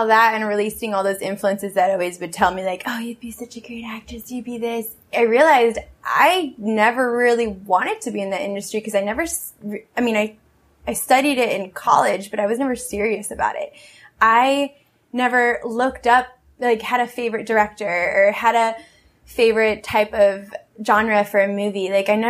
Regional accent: Peru; I thought everything was supposed to be handed to me the way it was when I was growing up in Peru.

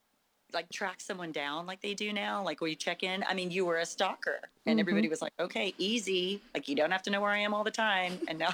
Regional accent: San Angelo, Texas, United States; moved away as an adult; When I moved to Houston, I moved from West Texas, not very big town, San Angelo, Texas, to Houston, you know, with 8 million people.

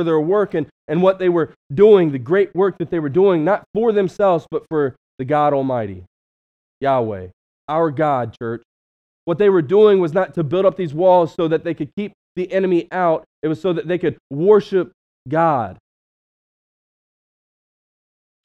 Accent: West Virginia, United States; now in Cleveland, United States; I'm from West Virginia

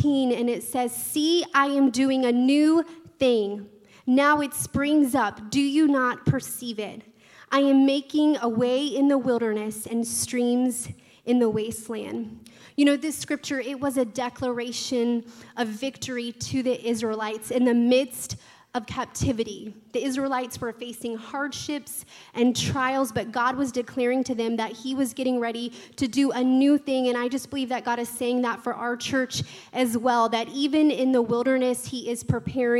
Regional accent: Tallahassee, Florida, United States; I was also born and raised in Tallahassee, and this is my home church

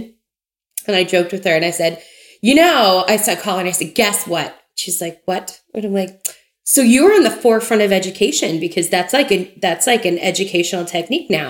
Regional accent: Memphis, Tennessee, United States; I grew up in Memphis

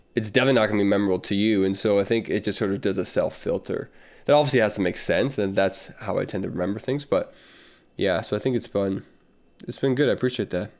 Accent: the South, United States; accent: Southern; moved away; I'm just a Southern guy

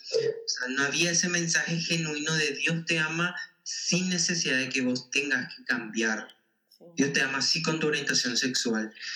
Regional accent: Paraguay; como sociedad paraguaya

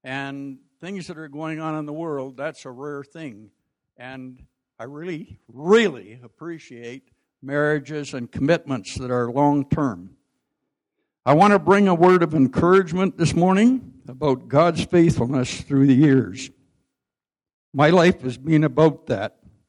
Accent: Prince George, British Columbia, Canada; also born or lived in Whitecourt, Alberta; I was born in Whitecourt, Alberta, and our family moved to Prince George in the fall of 1951

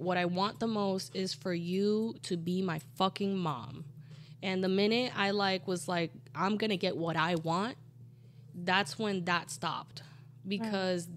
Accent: Colombia; moved away; I grew up in Colombia in a super Catholic town

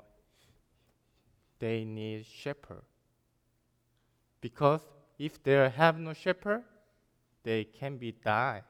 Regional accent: South Korea; English is a second language; moved away as an adult; also born or lived in China; I'm from South Korea

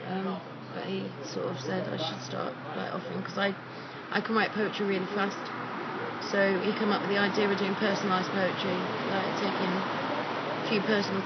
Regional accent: Leicester, East Midlands, United Kingdom; moved away as an adult; now in Oxford, United Kingdom; I'm from Leicester

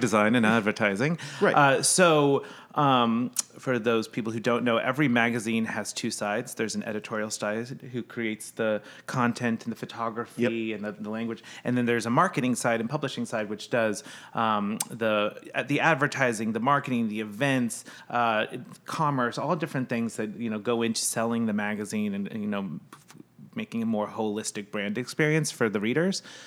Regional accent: Midwest, United States; moved away; also born or lived in New York; I grew up in the Midwest, so there was no water or anything

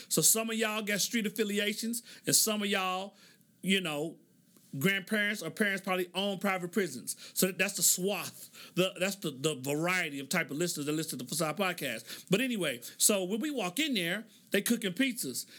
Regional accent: Oklahoma, United States; moved away; So I grew up in Oklahoma

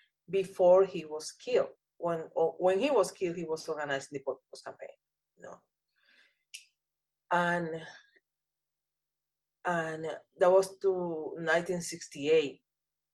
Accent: Dominican Republic; moved away as an adult; also born or lived in Brazil; now in New York City, United States; I was born in the Dominican Republic

